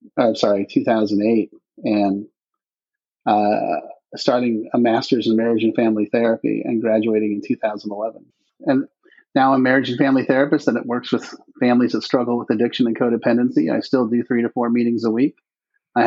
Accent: Palo Alto, California, United States; moved away as an adult; also born or lived in Los Angeles, California / Denver, Colorado; now in Jacksonville Beach, United States; I was born and raised in a little town in California that nobody ever heard of called Palo Alto

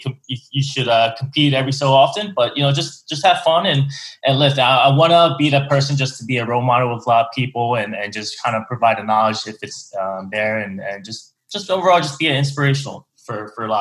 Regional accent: Philadelphia, Pennsylvania, United States; now in Houston, United States; I'm from the Philly area in Pennsylvania

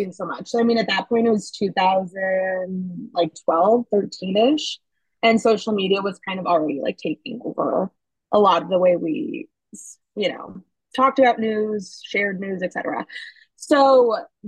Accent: Minnesota, United States; also born or lived in Chicago; now in New York, United States; I'm originally from Minnesota

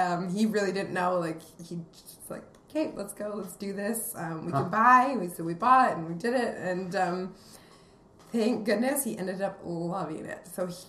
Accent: Fruitvale, British Columbia, Canada; also born or lived in Calgary / Vancouver; now in Kelowna, Canada; now I can actually say I'm actually from Fruitvale, even smaller than trail. But yeah, so that's where I grew up.

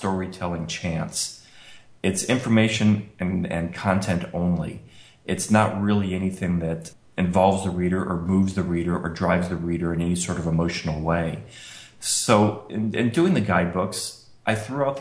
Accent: Colorado, United States; moved away; also born or lived in Rochester, New York; growing up in Colorado, I was kind of a 4x4 kind of guy

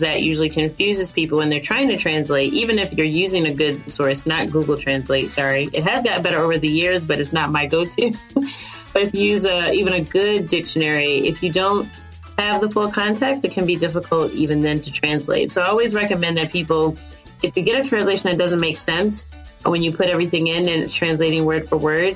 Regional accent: East Coast of the U.S., United States; I'm from the East Coast of the U.S.

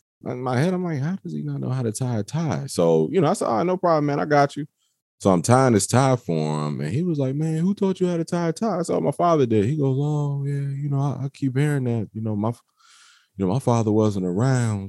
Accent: Waldorf, Maryland, United States; I am from Waldorf, Maryland

